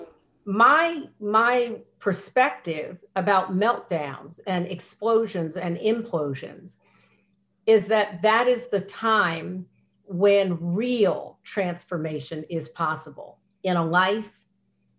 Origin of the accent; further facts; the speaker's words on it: United States; I'm American. I was born here.